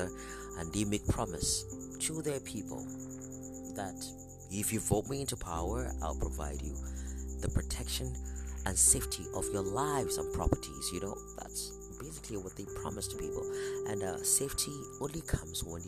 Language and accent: English; Northeastern Nigeria, Nigeria; I'm a Nigerian, speaking from West Africa, and Northern Nigeria, Northeastern Nigeria to be precise